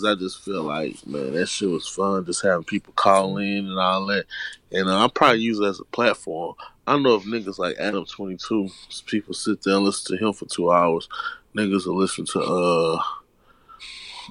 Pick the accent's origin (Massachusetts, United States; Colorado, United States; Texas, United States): Texas, United States; Houston; I was born and raised in Houston. I was born and raised on the South Side.